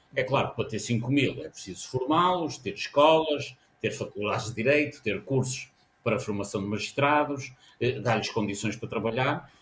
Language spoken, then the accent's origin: Portuguese; Castelo, Alto Minho, Norte, Portugal; eu nasci em Castelo, no Alto Minho